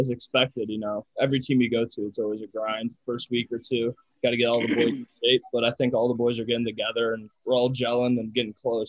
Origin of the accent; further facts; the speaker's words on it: Buffalo, New York, United States; moved away; So I'm from Buffalo, New York.